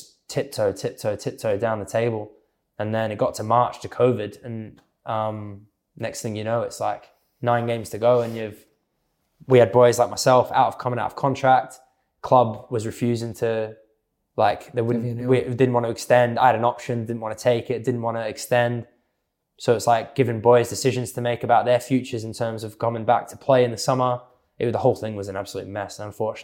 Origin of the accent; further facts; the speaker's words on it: Australia; I'm Australian